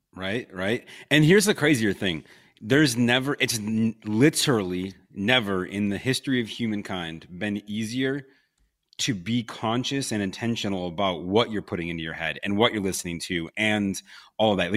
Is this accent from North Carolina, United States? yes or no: no; Buffalo, New York, United States; moved away as an adult; also born or lived in Los Angeles / Pensacola; twenty years of growing up in Buffalo, New York